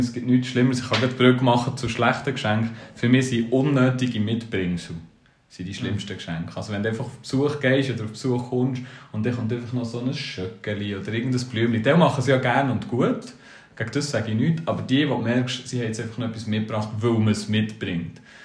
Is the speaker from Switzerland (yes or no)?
yes; Switzerland; wer sind wir Schweizer